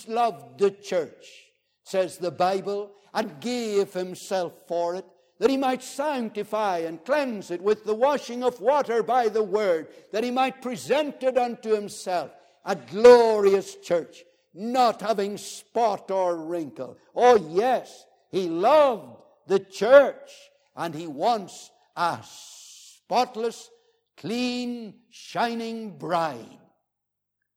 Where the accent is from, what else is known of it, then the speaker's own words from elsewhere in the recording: Northern Ireland, United Kingdom; I was from the Wild West